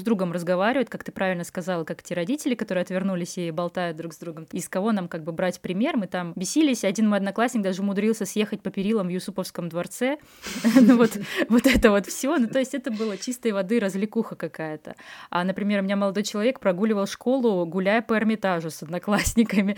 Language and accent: Russian; Vyborg, Leningrad Oblast, Russia; now in Saint Petersburg, Russia; Я вот из Выборга